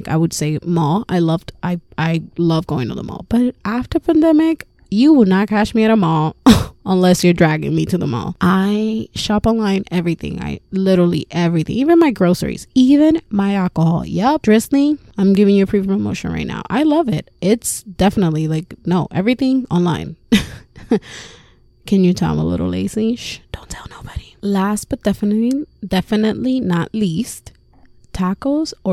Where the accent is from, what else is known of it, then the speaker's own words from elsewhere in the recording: Puerto Rico; also born or lived in Florida, United States; now in Massachusetts, United States; I was born and raised in Puerto Rico, so I'm an island girl